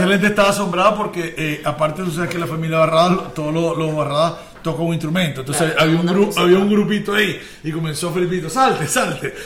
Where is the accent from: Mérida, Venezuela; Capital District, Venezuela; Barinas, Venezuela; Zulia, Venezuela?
Zulia, Venezuela; Maracaibo; accent: maracucho; nosotros somos de Maracaibo